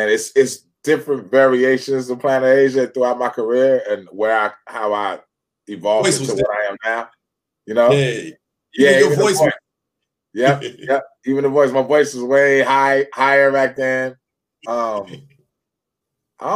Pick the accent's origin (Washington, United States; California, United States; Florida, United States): California, United States; Fresno; I'm originally from Fresno, California. That's the Central Valley of California